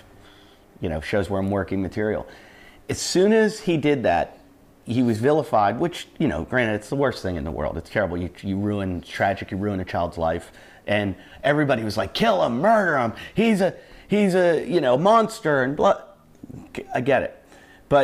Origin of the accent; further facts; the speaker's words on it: Pittsburgh, Pennsylvania, United States; I grew up in Pittsburgh, and my dad worked with the University of Pittsburgh football team